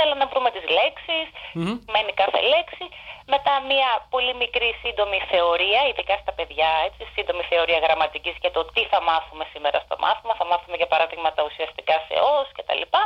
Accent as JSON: {"language": "Greek", "town": "Aigio", "region": "West Greece", "country": "Greece", "tie": "born or raised there", "moved": "as an adult", "lives_now": "London, United Kingdom", "said": "Κατάγομαι, καλά είμαι από την Ελλάδα και κατάγομαι από το Αίγυο. Στο Αίγυο δηλαδή έχω μεγαλώσει"}